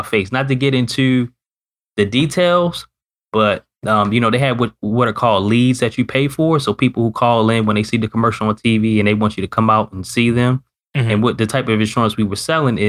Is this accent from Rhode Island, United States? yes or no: no; Baltimore, Maryland, United States; living in Northern Maryland, was born and raised in Baltimore